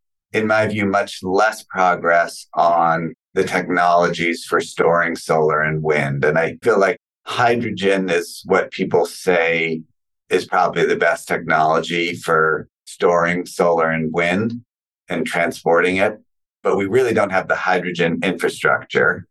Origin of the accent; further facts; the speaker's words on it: Canada; a Canadian-born person